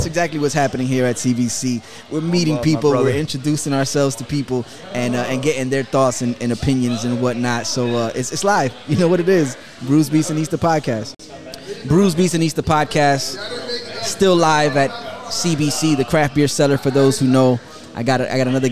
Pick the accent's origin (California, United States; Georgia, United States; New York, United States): New York, United States; also born or lived in Jackson Heights, Queens / Jamaica, Queens; now in South Florida, United States; I'm originally from New York, but I've been in South Florida so long that I'm Floridian